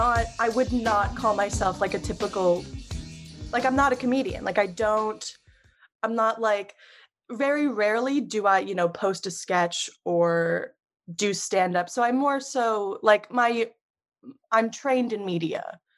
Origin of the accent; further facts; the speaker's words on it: New York, United States; Yes. Yeah, so I've been here my whole life. New York City was always this like thing that's so close but so far away.